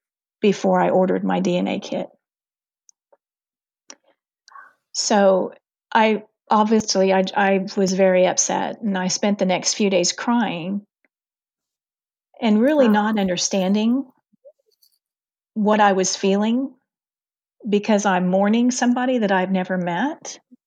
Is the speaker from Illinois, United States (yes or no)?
yes; Illinois, United States; born there; at the time, I was born in Illinois, but they lived in Missouri.